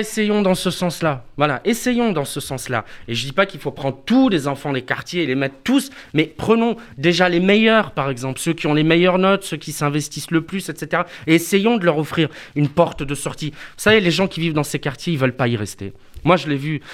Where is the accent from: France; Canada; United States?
France; Avignon, Provence-Alpes-Côte d'Azur; Je viens des quartiers populaires d'Avignon.